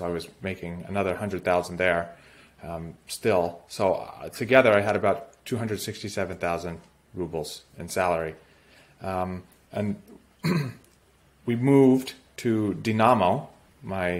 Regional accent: United States; moved away as an adult; also born or lived in St. Petersburg, Russia; As an American

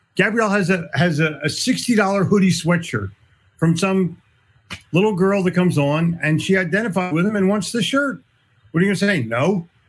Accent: Philadelphia, Pennsylvania, United States; I'm from Philly

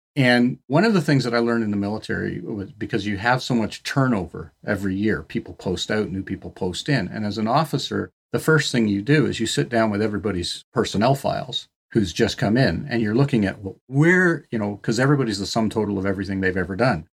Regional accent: Canada; I'm a Canadian

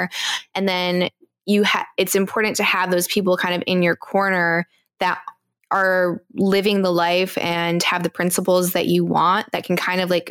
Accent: East Coast, United States; I grew up on the East Coast

